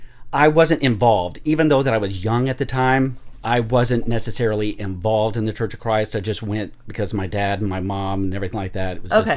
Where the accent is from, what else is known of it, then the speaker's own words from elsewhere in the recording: Cortez, Colorado, United States; born there; So, I grew up right around in here. I was born in Cortez, Colorado